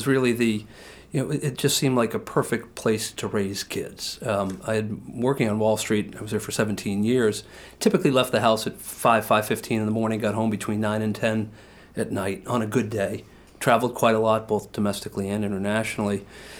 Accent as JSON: {"language": "English", "region": "Massachusetts", "country": "United States", "lives_now": "Portland, United States", "said": "I was a Bates grad, and so I came from Massachusetts to Bates, Bates to New York."}